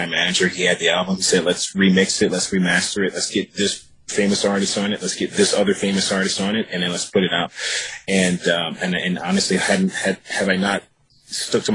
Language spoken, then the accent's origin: English; Virginia, United States; also born or lived in New York; now in Los Angeles, United States; I'm from Virginia, and I moved to Los Angeles.